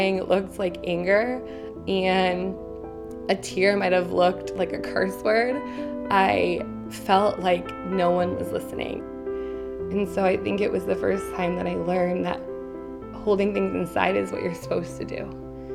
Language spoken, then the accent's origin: English; Western Massachusetts, United States; also born or lived in Boston; I grew up in Western Massachusetts, which is about an hour and a half outside of Boston